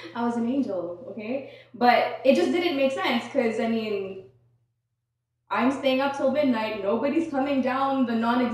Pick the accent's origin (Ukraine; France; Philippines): Philippines; now in Toronto, Canada; I grew up in the Philippines and I moved here when I was